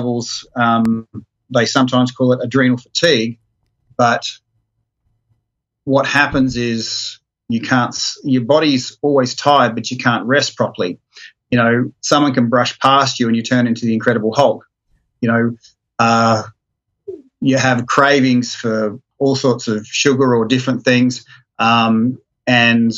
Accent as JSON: {"language": "English", "town": "Brisbane", "region": "Queensland", "country": "Australia", "tie": "born or raised there", "said": "I go back to my hometown with my wife"}